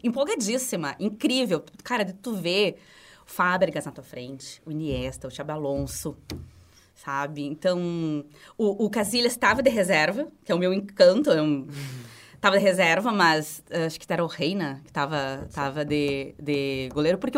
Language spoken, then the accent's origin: Portuguese; Rio Grande do Sul, Brazil; nós somos gaúchos, nós somos gremistas.